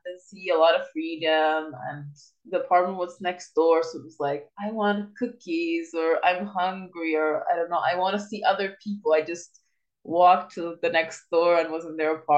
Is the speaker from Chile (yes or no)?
yes; Chile; moved away as an adult; I was living in Chile in my hometown.